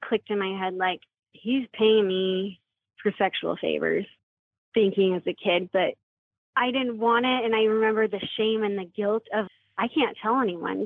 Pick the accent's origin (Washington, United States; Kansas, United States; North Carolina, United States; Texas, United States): Washington, United States; Puyallup; now in Gilbert, United States; I was raised in Washington State in the small town Puyallup.